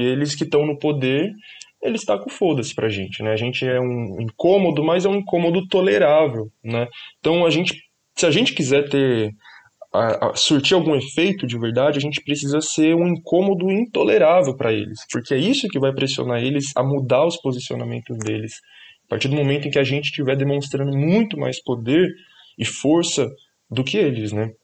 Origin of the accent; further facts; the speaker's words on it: São Paulo, Brazil; eu sou da, da Zona Norte de São Paulo, nascido e crescido na Brasilândia.